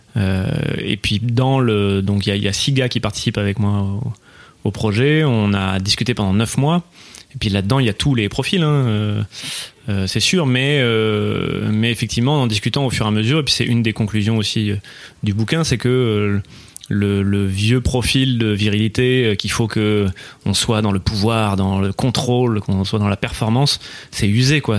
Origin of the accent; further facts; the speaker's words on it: Bordeaux, Nouvelle-Aquitaine, France; je, suis né à Bordeaux